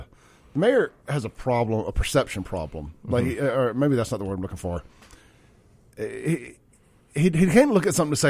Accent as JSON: {"language": "English", "town": "Jackson", "region": "Mississippi", "country": "United States", "tie": "born or raised there", "also_born_or_lived": "Rankin County, Mississippi", "said": "I grew up in South Jackson."}